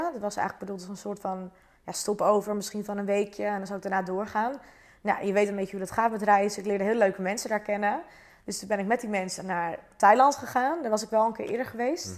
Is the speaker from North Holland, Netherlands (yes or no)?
yes; Zuidoost-Beemster, North Holland, Netherlands; Ik kom uit Zuidoost-Beemster. Dat ligt naast Purmerend.